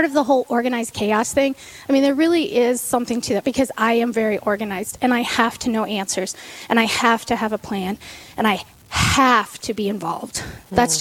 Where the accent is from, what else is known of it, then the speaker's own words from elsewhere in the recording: Sturgis, South Dakota, United States; I was born and raised in Sturgis, South Dakota